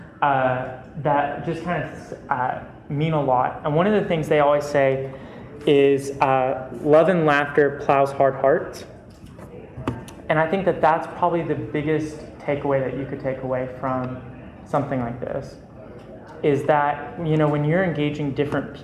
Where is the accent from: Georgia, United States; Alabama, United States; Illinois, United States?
Georgia, United States; Perry; I came from Perry, Georgia, middle of nowhere